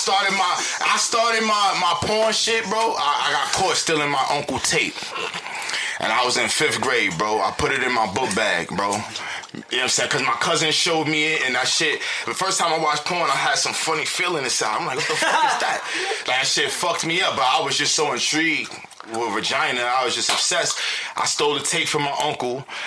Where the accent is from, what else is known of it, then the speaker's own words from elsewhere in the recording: New York City, New York, United States; I'm from Broadway